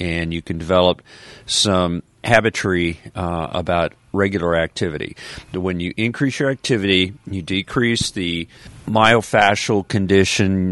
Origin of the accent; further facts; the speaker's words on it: Colorado, United States; now in the South, United States; I grew up in Colorado